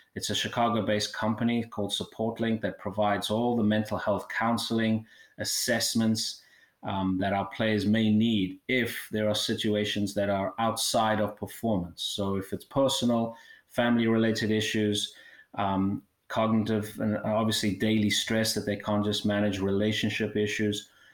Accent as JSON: {"language": "English", "country": "South Africa", "tie": "born or raised there", "moved": "yes", "said": "I originally uh, born and raised in South Africa"}